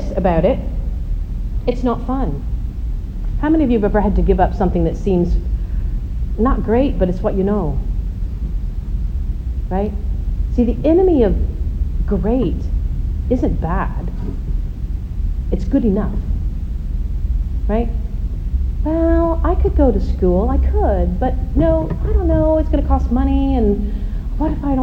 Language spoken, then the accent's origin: English; United States; I'm American